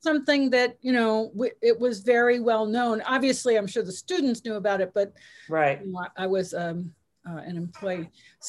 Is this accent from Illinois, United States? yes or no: no; Stamford, Connecticut, United States; I grew up in Hunters in Stamford, Connecticut